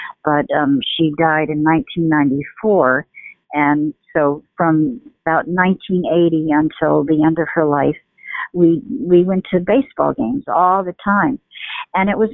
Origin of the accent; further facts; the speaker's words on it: New York City, New York, United States; moved away as an adult; also born or lived in California; when I was growing up in New York City